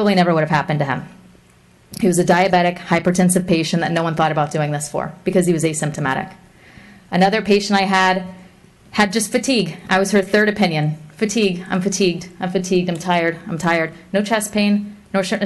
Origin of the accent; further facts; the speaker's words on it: Fort Pierce, Florida, United States; I was born and raised in Fort Pierce